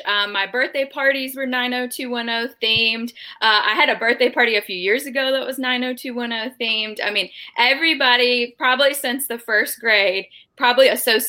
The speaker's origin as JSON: {"language": "English", "region": "Georgia", "country": "United States", "tie": "born or raised there", "lives_now": "Chattanooga, United States", "said": "I grew up right outside of Chattanooga in North Georgia."}